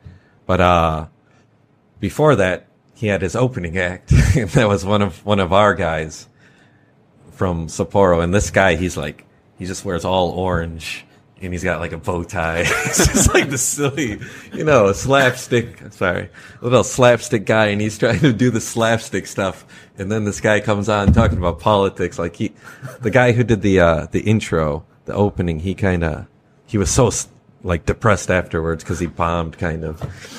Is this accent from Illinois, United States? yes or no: yes; Chicago, Illinois, United States; My home state. {S2} Oh. {S3} I'm from Chicago.